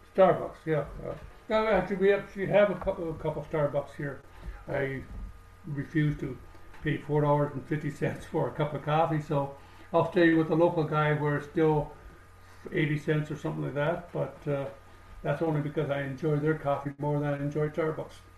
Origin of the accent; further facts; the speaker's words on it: Canada; moved away; I'm a Canadian